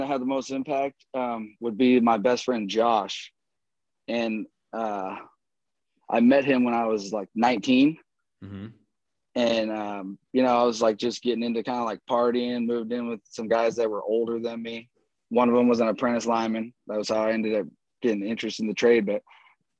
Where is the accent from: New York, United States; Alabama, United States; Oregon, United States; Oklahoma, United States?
Oregon, United States; Roseburg; moved away; also born or lived in Portland, Oregon / Houston, Texas / San Francisco, California; I grew up in Southern Oregon for the most part.